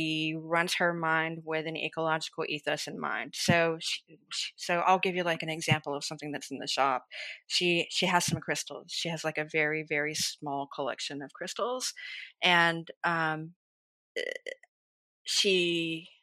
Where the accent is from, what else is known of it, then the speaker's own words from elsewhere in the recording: Georgia, United States; now in Dallas, United States; growing up in the South, I grew up in the foothills of Appalachia.